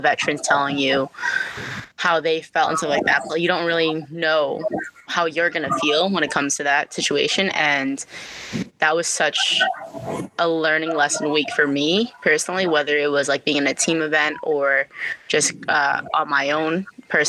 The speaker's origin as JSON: {"language": "English", "region": "Massachusetts", "country": "United States", "tie": "born or raised there", "said": "growing up in Massachusetts"}